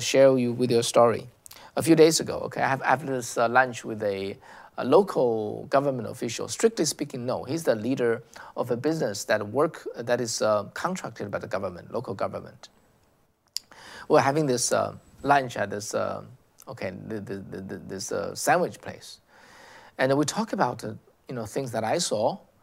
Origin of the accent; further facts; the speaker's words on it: China; English is a second language; moved away as an adult; now in United States; as someone who came from China